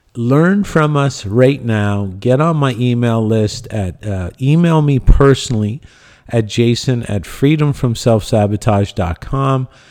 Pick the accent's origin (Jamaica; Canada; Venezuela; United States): Canada; Cornwall, Ontario; my hometown of Cornwall, Ontario